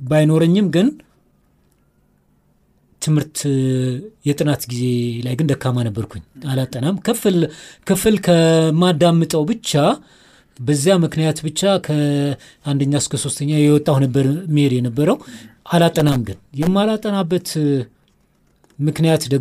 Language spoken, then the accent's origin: Amharic; Addis Ababa, Ethiopia; also born or lived in Kerfe, near Debre Zeyit; ከሶስት ዓመት ጀምሮ ያደግኩት አዲስ አበባ ስለሆነ ማለት ነው። ያደግኩበት ሰፈር ጃልሜዳ በመባል ይታወቃል